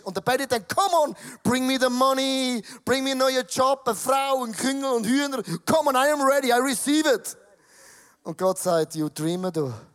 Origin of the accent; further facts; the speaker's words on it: Switzerland; als Schweizer